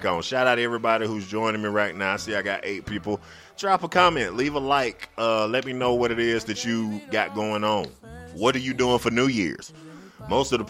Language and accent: English; Greenwood, South Carolina, United States; the newspaper in my town, which is Greenwood, South Carolina